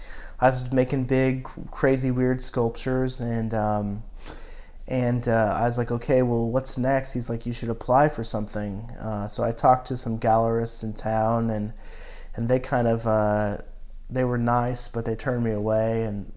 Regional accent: Washington, United States; 70 miles south of Spokane, Washington, yeah.

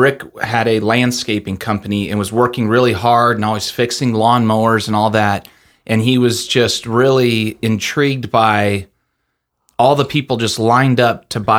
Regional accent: Littleton, Colorado, United States; also born or lived in Denver; I was born and raised in Colorado. So, I was born in Denver, and then I grew up in a suburb, Littleton, Colorado.

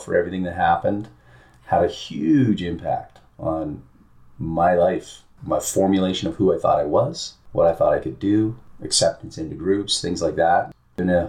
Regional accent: British Columbia, Canada; I grew up in Canada, in British Columbia on the West Coast, small town.

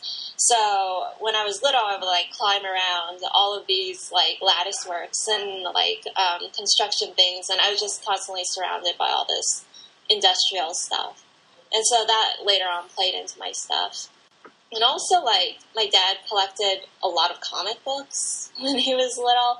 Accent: Pasadena, California, United States; I grew up in Southern California in Pasadena

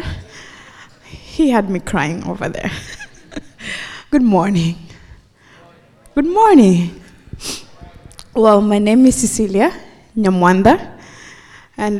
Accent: Kenya; moved away; I am originally from Kenya

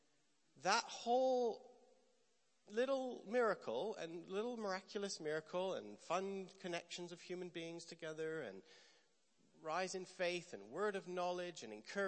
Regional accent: Canada; moved away; also born or lived in Bethel, Redding, California; I'm Canadian

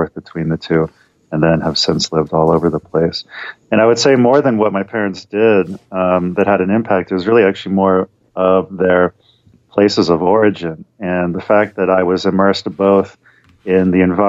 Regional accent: London, United Kingdom; born there; Sure. Yeah, my dad was British. He was born in London and then lived all over the world. He comes from an Orthodox Jewish background, and I was born in London.

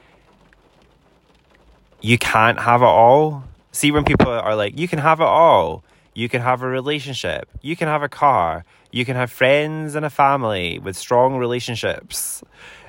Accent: Scotland, United Kingdom; I'm Scottish, and I am the most Scottish I've ever been in my whole life. But I do live in Scotland

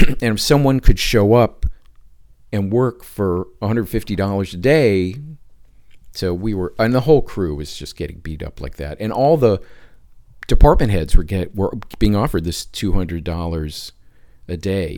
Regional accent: Detroit, Michigan, United States; moved away as an adult; also born or lived in Southfield, Michigan; now in Los Angeles, United States; I grew up in the Detroit area.

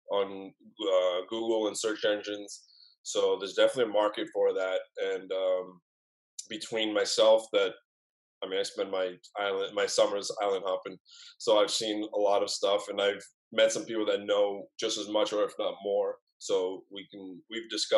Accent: Boston, Massachusetts, United States; moved away as an adult; also born or lived in New York / Greece; I lived in Boston most of my life, basically all of it. About a year ago, I moved to New York

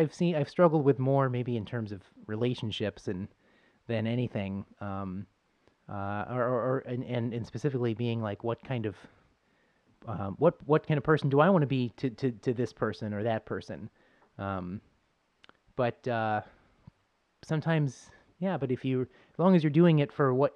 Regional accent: Buffalo, New York, United States; moved away; I'm from Buffalo

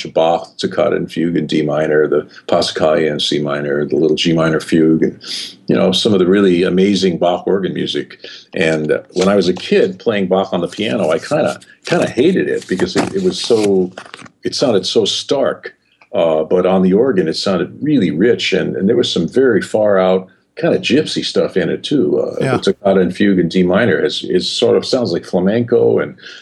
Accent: New York City, New York, United States; moved away as an adult; growing up in New York City, there were no blues clubs

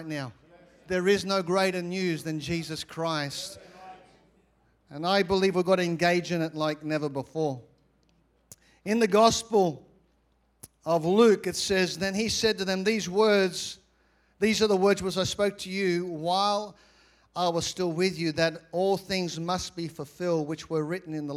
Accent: Australia; I'm from Australia.

